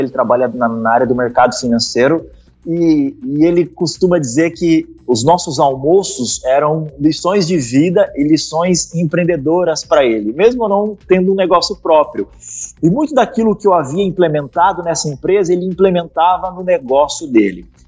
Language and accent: Portuguese; Curitiba, Paraná, Brazil; Eu sou de Curitiba, né? Eu moro aqui em Curitiba